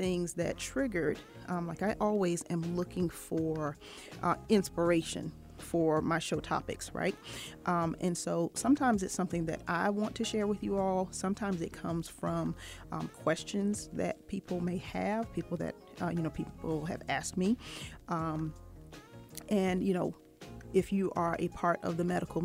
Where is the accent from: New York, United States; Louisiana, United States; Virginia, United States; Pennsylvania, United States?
Virginia, United States; Norfolk; now in Atlanta, United States; Norfolk, Virginia is my hometown